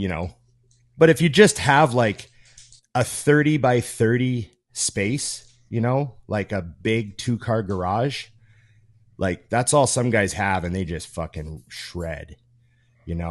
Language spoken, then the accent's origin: English; Canada; I'm Canadian